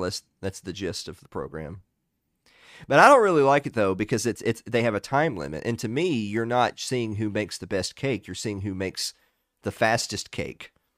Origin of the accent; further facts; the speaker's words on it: the South, Southern United States, United States; I'm a Southerner